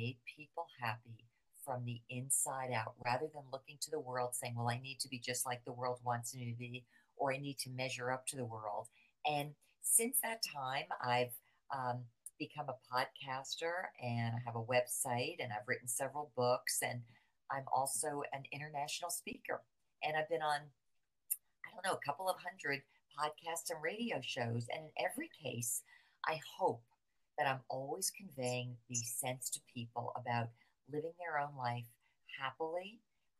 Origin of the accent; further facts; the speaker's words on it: New Jersey, United States; moved away as an adult; now in Florida, United States; I'm from right outside of New York City. I grew up in New Jersey